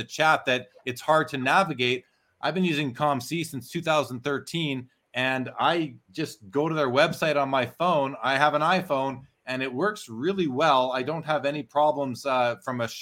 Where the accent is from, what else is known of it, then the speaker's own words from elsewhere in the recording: Canada; a Canadian who's been setting up that show for 17 years now